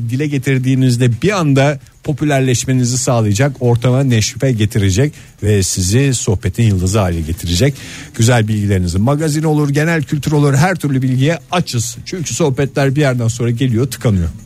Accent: İzmir, Turkey; now in Ankara, Turkey; ben bir İzmirli olarak yıllardır Ankara'ya geldiğimden

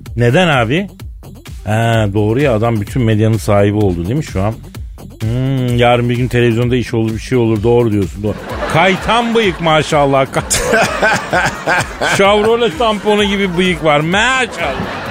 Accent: Istanbul, Turkey; Bir İstanbullu olarak

